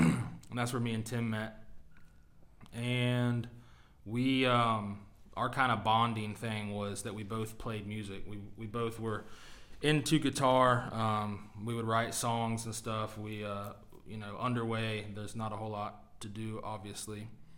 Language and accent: English; North Carolina, United States; moved away as an adult; also born or lived in Norfolk, Virginia; I'm originally from North Carolina.